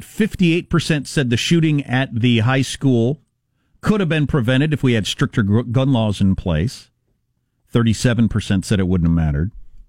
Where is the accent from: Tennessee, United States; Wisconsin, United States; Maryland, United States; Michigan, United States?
Wisconsin, United States; I said I was from Southwest Wisconsin